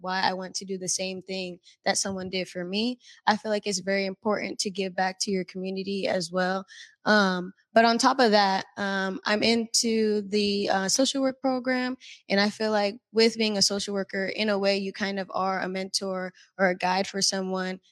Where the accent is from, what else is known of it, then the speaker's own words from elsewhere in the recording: Tacoma, Washington, United States; I grew up in Tacoma, Hilltop neighborhood specifically